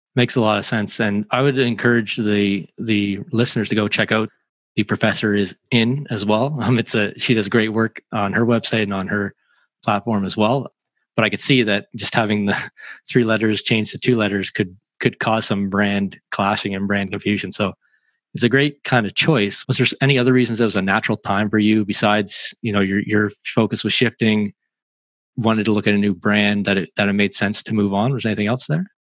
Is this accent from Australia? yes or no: no; Canada; I'm a Canadian